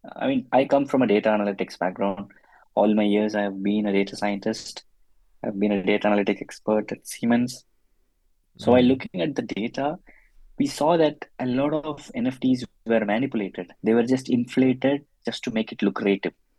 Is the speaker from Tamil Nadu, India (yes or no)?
yes; Chennai, Tamil Nadu, India; moved away as an adult; now in Munich, Germany; I'm originally from Chennai in India, but then I moved to Munich, uh, Germany in 2013.